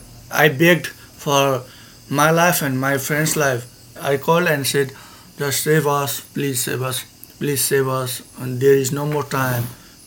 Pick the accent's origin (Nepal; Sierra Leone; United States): Nepal; English is a second language; from Nepal.